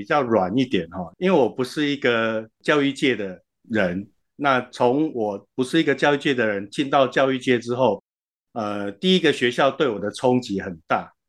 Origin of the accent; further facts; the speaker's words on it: Xinzhuang, New Taipei, Taiwan; moved away as an adult; also born or lived in Yilan / Taichung / Hsinchu; now in Hualien, Taiwan; 呃，我其实是宜兰人，然后我在新庄长大，在求学的时候去到台中跟新竹，然后工作的时候跑到花莲。